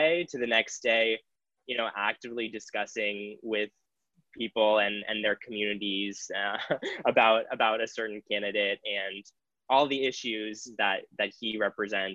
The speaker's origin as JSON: {"language": "English", "region": "New England", "country": "United States", "said": "I'm from New England. This is where I call home"}